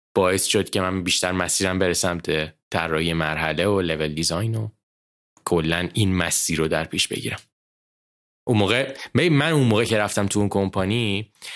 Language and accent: Persian; Iran; moved away as an adult; also born or lived in Dubai / United States; من و مامان بابام ستایی با هم دیگه سال 2013 از ایران اومدیم بیرون